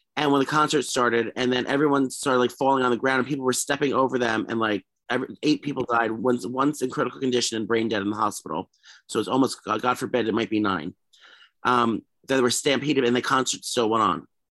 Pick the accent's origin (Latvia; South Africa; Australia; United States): United States; New York City, New York; Gramercy is New York City, my hometown